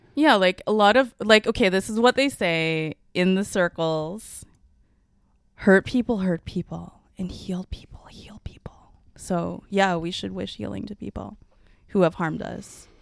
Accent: Canada; first language Mandarin; I'm Canadian

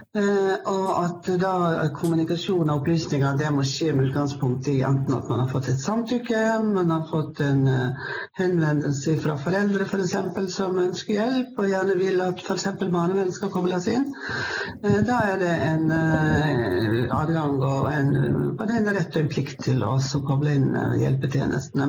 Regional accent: Sogn, Western Norway, Vestland, Norway; moved away as an adult; now in Lillehammer, Norway; Jeg kom fra Vestlandet, jeg kom fra Sogn, men eh, har bodd på Lillehammer nå i ca. 25 år

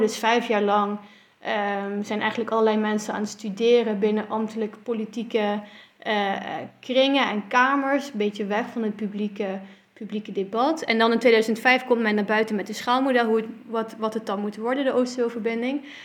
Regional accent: Netherlands; also born or lived in Belgium; ik kwam daar als Nederlander

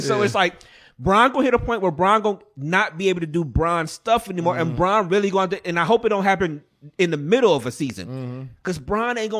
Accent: Cleveland, Ohio, United States; Yeah. I'm from Cleveland people or whatever.

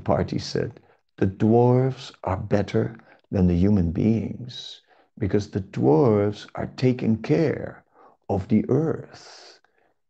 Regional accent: Amsterdam, North Holland, Netherlands; In my hometown, Amsterdam

